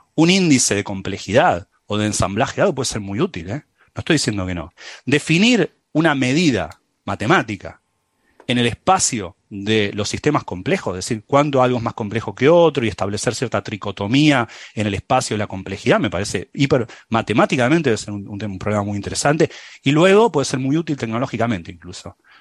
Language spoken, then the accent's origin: Spanish; San Telmo, Buenos Aires, Argentina; accent: San Telmo; moved away; mi acento de San Telmo